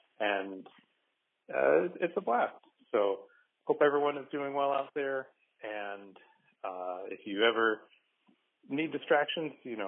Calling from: Philadelphia, Pennsylvania, United States; I'm calling from Philadelphia.

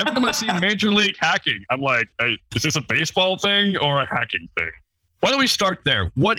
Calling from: Colorado, United States; I'm calling in from Colorado.

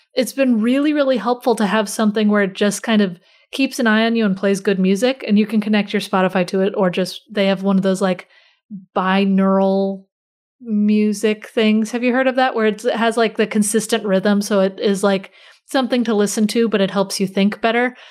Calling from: near Baltimore, Maryland, United States; I'm calling in from kind of close to Baltimore.

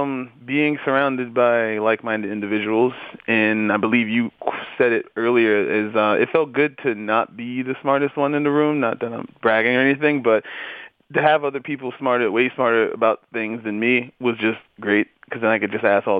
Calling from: New York, United States; I'm calling from New York.

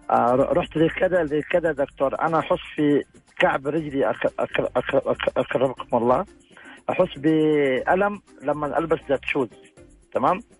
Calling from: Jeddah, Makkah Province, Saudi Arabia; جدة يا اختي

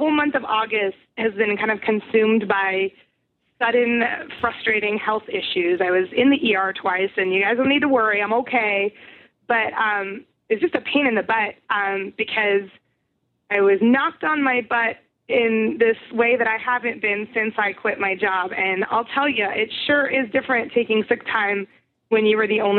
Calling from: Seattle, Washington, United States; This is … in Seattle.

